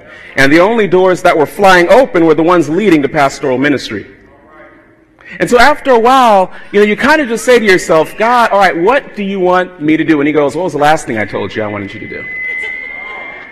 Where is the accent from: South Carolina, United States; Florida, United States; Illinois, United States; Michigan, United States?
Florida, United States; South; I was raised in South Florida